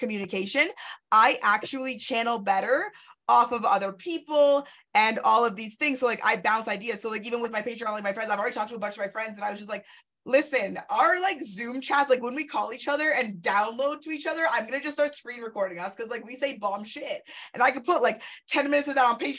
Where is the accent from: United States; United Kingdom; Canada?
Canada